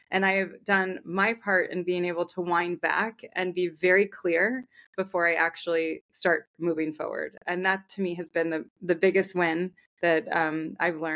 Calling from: Connecticut, United States; I am in Connecticut. Um, I'm northern part of Connecticut.

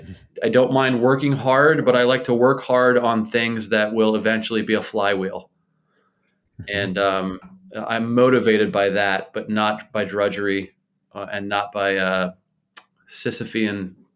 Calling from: Bethlehem, Pennsylvania, United States; I live in Bethlehem, Pennsylvania, which is about an hour north of Philadelphia and maybe an hour and change west of New York City.

